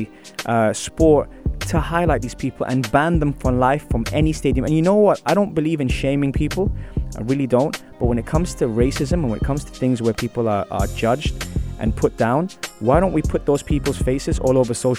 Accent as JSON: {"language": "English", "country": "United Kingdom", "tie": "born or raised there", "moved": "yes", "said": "I'm Iraqi and was born and raised in Britain"}